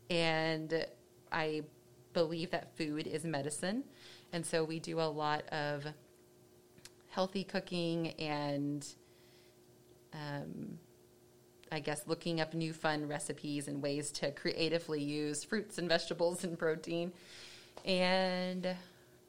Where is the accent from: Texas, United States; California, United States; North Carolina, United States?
Texas, United States; Dallas; I grew up in Dallas and went to a small school